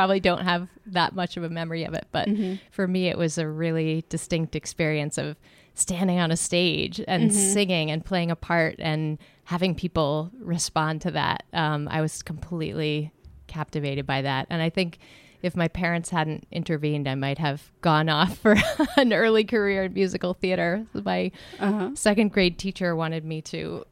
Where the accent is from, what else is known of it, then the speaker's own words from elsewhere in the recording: Newton, Massachusetts, United States; I grew up in the Boston area in Newton.